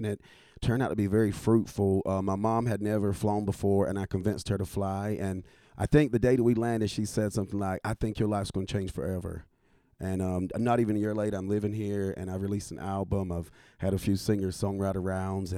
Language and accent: English; North Carolina, United States; moved away as an adult; also born or lived in Washington, D.C.; now in Nashville, United States; growing up in North Carolina, moving to D.C., practicing law and living up there, though it became home, it never felt like home